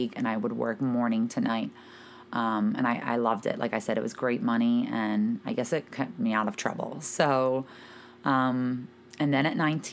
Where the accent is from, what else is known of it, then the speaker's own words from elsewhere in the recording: Philadelphia, Pennsylvania, United States; moved away as an adult; now in New Jersey, United States; I grew up in Philadelphia, Pennsylvania. I lived there from the time that I was born